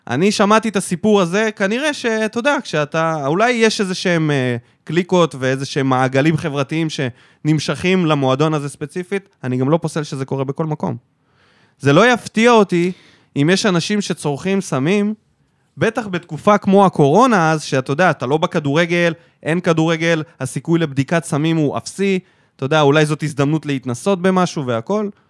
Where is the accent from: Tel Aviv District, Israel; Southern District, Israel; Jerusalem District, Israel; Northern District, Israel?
Southern District, Israel; North Dalet, Sanhedrin; אני גדלתי בצפון ד' בסנהדרין